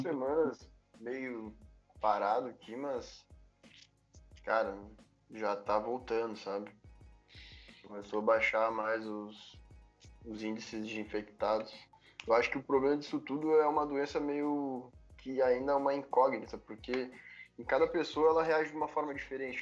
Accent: Porto Alegre, Rio Grande do Sul, Brazil; sou natural de Porto Alegre.

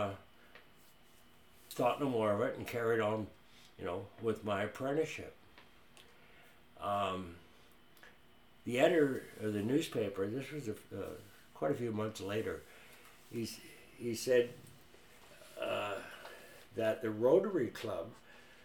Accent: Cumberland, British Columbia, Canada; moved away as an adult; also born or lived in Rhodesia; I grew up in Cumberland.

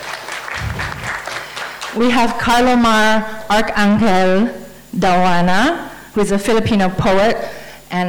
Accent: Brunei; I'm from Brunei

